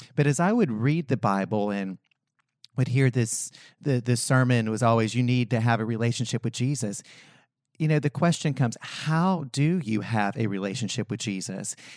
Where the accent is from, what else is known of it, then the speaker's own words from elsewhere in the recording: Western North Carolina, United States; I grew up in Western North Carolina, small Appalachian mountain town